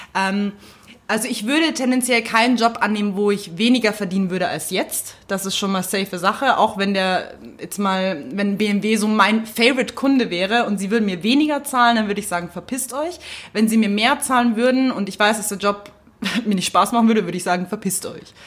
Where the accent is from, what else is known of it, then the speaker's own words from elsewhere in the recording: Munich, Bavaria, Germany; als Münchner